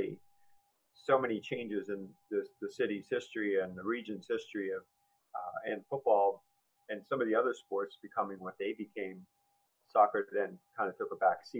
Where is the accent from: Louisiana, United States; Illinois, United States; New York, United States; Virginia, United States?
New York, United States; Long Island; I was a traditional three-sport athlete growing up on Long Island, baseball, basketball, football player